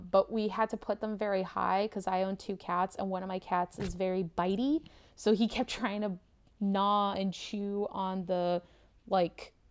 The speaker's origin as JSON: {"language": "English", "country": "United States", "said": "I yeah, I'm an American. I did not grow up really with Thanksgiving, um, and even in my family, when we would go back and visit family in the States"}